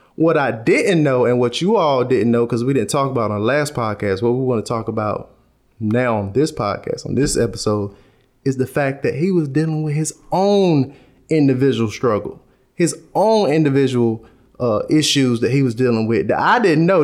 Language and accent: English; the Carolinas, United States; That's how we say it in the Carolinas. I'm from the Carolinas.